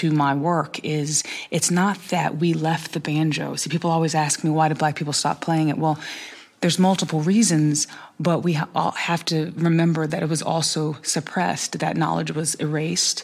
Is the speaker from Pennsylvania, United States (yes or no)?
no; North Carolina, United States; I was born and raised in North Carolina